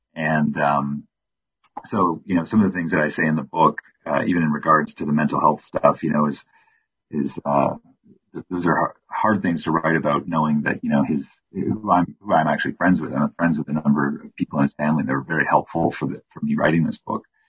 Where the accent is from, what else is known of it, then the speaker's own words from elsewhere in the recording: Windsor, Ontario, Canada; my hometown of Windsor, Ontario